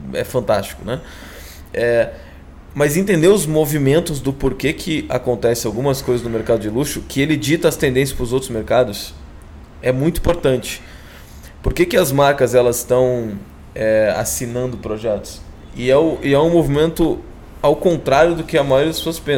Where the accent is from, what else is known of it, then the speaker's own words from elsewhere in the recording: Guaíba, Rio Grande do Sul, Brazil; ali do lado de Porto Alegre, Guaíba, do outro lado do Rio, onde eu cresci lá, minha família ainda mora lá